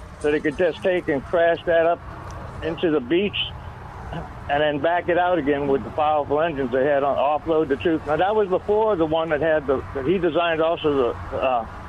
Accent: Chalmette, Louisiana, United States; moved away as an adult; also born or lived in New Orleans; that's where I went to high school

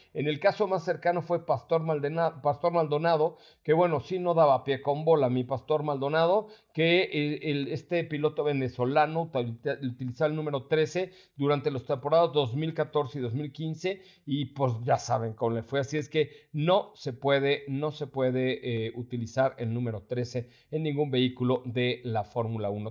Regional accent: Mexico; Los mexicanos somos chingones

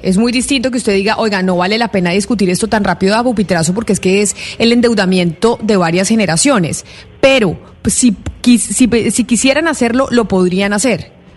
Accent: Bogotá, Colombia; como bogotano

